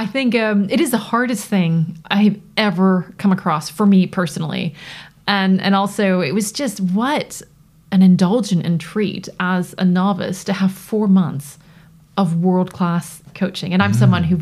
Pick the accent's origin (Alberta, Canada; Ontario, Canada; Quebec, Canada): Ontario, Canada; Toronto; accent: North American; now in United Kingdom; I grew up in Toronto